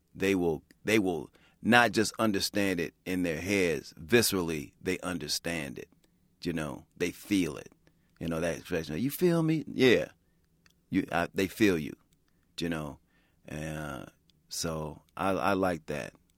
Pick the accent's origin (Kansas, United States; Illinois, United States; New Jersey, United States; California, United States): Illinois, United States; Chicago; I grew up in Chicago